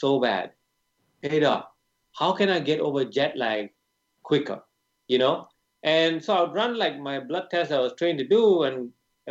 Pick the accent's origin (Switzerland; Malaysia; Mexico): Malaysia; moved away as an adult; also born or lived in United Kingdom; I was born in Malaysia